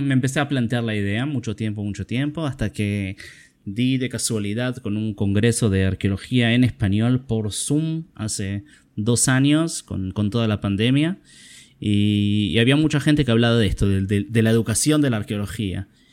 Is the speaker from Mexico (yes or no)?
no; Argentina; como argentino